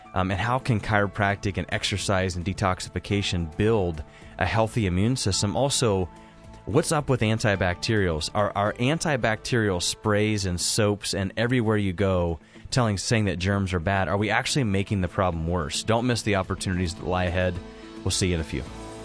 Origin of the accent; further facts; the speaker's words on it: Hocking Hills area, Ohio, United States; moved away; I get people that call from, you know, Zanesville, Hocking Hills area. uh, kind of around my hometown